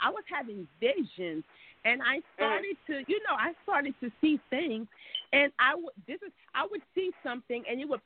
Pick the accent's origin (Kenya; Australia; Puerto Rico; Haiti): Haiti; now in United States; I was born in Haiti.